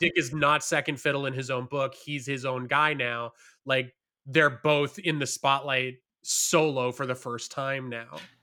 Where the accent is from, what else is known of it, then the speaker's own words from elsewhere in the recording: Hamilton, Ontario, Canada; moved away; I grew up in Hamilton, which is a city about an hour away from Toronto